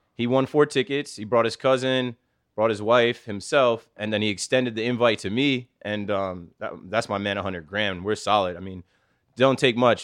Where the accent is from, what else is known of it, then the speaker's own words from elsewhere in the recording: Asbury Park, New Jersey, United States; now in Jersey City, United States; I'm from Asbury Park, and I live in Jersey City